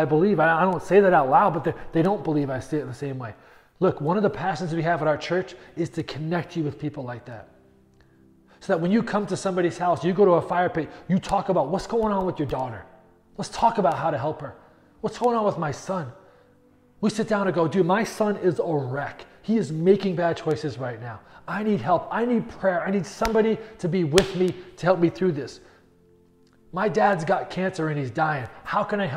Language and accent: English; New England, United States; moved away; But I grew up in New England.